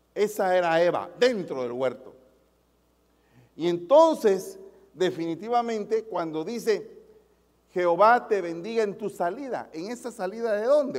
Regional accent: Guatemala; en mi país los semáforos no están muy computarizados, que digamos, en Guatemala.

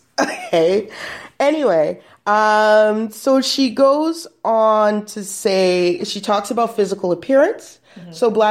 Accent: Canada; I always want to say … because I'm Canadian.

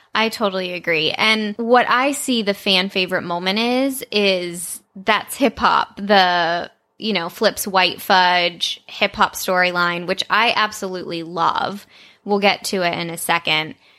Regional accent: Texas, United States; when I was growing up in Texas.

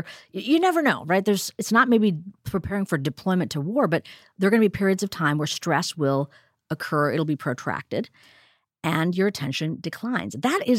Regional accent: India; even though I'm an Indian woman and heard about mindfulness and meditation since I was a kid, seeing my parents meditate

